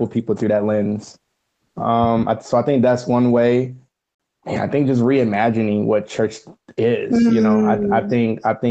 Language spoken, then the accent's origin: English; Roanoke, Virginia, United States; moved away as an adult; now in Cincinnati, United States; I am originally from Roanoke, Virginia, born and raised. I moved up to Cincinnati in 2017